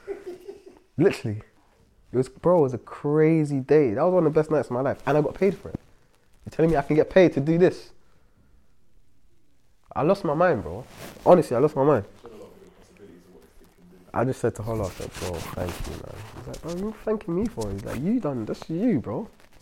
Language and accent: English; London, United Kingdom; I'm from Brixton, bro. Like, that's where I grew up.